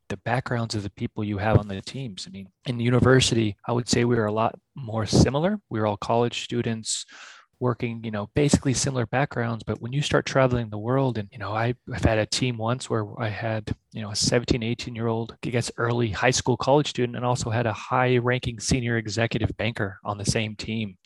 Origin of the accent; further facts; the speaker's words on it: San Diego, California, United States; moved away as an adult; also born or lived in Switzerland / Australia; I'm originally from California in San Diego. So I was born and raised there, graduated there